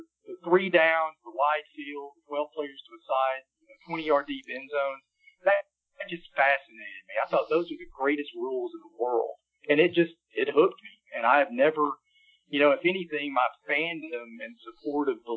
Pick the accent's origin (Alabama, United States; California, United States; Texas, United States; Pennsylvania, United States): Alabama, United States; Birmingham; moved away as an adult; now in South Carolina, United States; growing up in Birmingham, Alabama